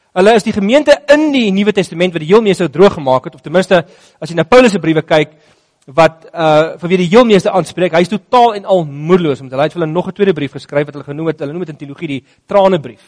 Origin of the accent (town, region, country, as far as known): South Africa